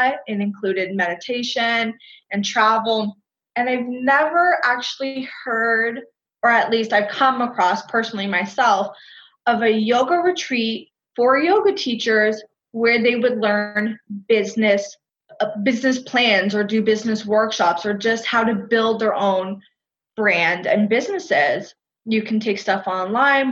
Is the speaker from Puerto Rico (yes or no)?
no; Canada; also born or lived in Costa Rica; I'm from Canada